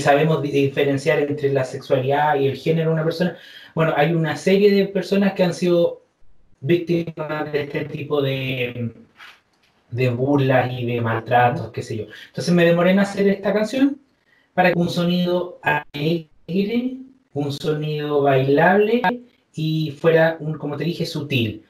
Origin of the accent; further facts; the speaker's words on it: Chile; soy chileno y, como buen chileno